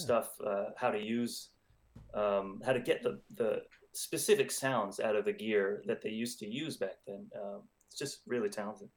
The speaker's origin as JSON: {"language": "English", "town": "Los Angeles", "region": "California", "country": "United States", "said": "I'm from Los Angeles"}